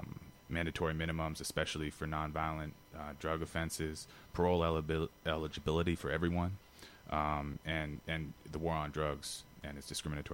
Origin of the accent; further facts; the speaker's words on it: Washington, District of Columbia, United States; I'm actually from D.C.